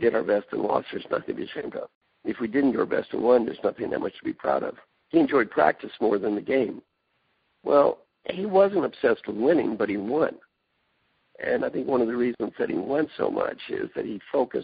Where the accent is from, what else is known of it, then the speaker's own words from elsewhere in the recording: Kentucky, United States; moved away as an adult; also born or lived in Indiana / California; I'm from Kentucky, went to school in Indiana